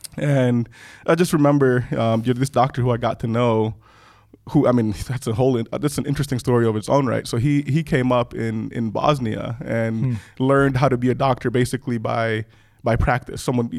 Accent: Kenya; also born or lived in Rwanda; now in United States; I was born in Rwanda. {S0} Yeah. {S1} My parents were both from Rwanda. Grew up in part in Kenya. We left Rwanda during the conflict.

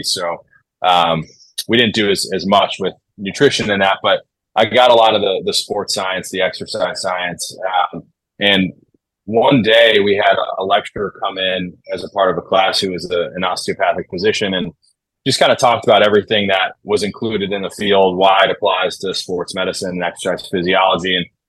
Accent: Midwest, United States; So that, in addition to growing up in the Midwest and then going out and visiting Denver, I was like, all right, this environment seems definitely a place that I want to be.

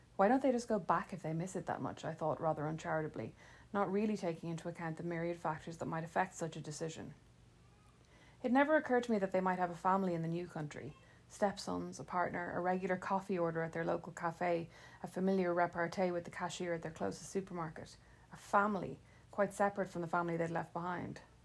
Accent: Ireland; moved away as an adult; now in Fort Wayne, United States; the Irish wit and sarcasm I'd taken for granted

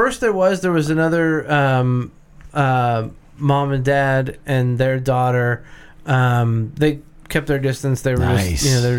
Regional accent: United States; Because I'm an American and I don't like blue cheese.

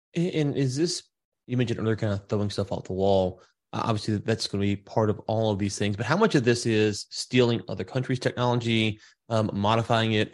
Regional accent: Louisiana, United States; now in Texas, United States; I'm in Texas. I'm from Louisiana originally

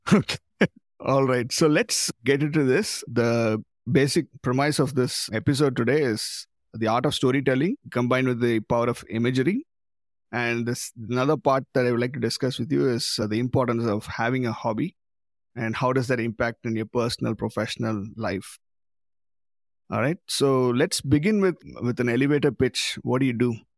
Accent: Madurai, Tamil Nadu, India; now in Auckland, New Zealand; Madurai, my hometown

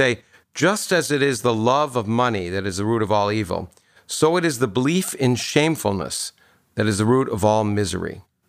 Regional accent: Canada; now in United States; I grew up in Canada. And moved to the United States

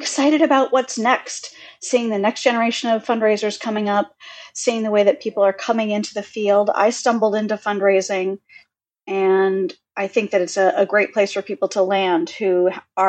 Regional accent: Detroit, Michigan, United States; moved away; I was born and raised in the Detroit area, and I'm super proud about it

